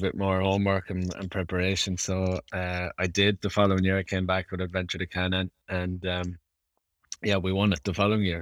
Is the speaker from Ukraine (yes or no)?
no; Ireland; being Irish